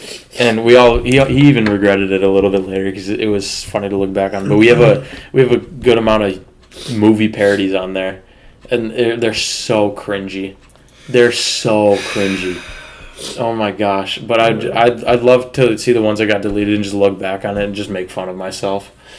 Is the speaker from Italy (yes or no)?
no; Marshall, United States; We're both from Marshall.